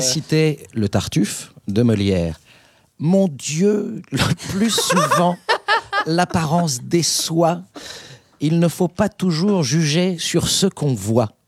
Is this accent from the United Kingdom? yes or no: yes; England, United Kingdom; moved away; je suis anglais